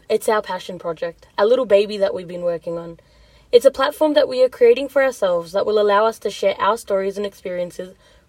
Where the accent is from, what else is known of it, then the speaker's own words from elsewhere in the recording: Sydney, New South Wales, Australia; I'm 21 years old, my family comes from Punjab, India, and they migrated here in the early 90s. I was born and raised in Australia, and Sydney is home to me.